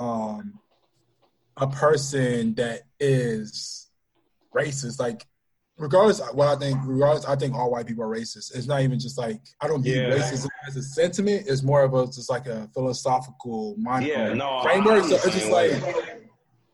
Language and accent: English; Miami, Florida, United States; growing up just in Miami